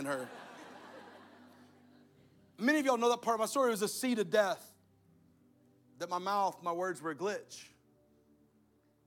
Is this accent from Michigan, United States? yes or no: no; Alabama, United States; I'm from Alabama